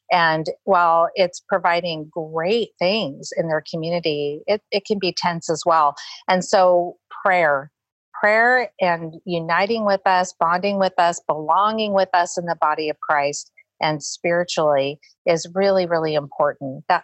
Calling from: Hobbs, New Mexico, United States; I'm calling from Hobbs, New Mexico

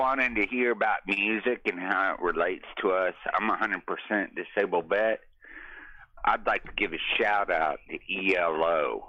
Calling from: Austin, Texas, United States; yeah. Man. I'm calling you from Central Texas, the ATX.

